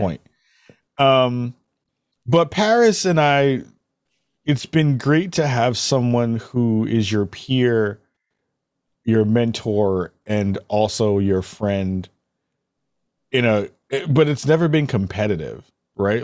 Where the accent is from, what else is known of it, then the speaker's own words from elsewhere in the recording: New York City, New York, United States; I'm from the Bronx.